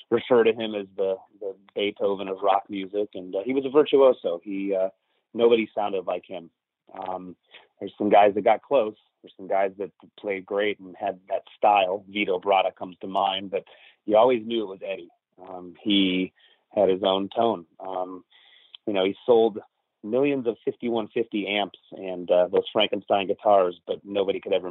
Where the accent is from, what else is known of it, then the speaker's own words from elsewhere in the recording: Livonia, Michigan, United States; born there; I was born in Livonia, Michigan in 1973.